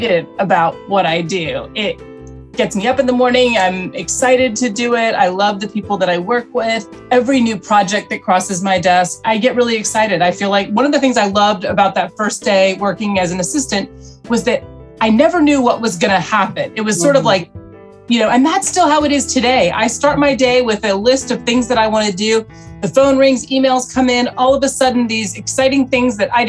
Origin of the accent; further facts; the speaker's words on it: Charlotte, North Carolina, United States; moved away as an adult; also born or lived in Atlanta, Georgia; now in New York, United States; I grew up in Charlotte, North Carolina. I was born in Atlanta, was from the South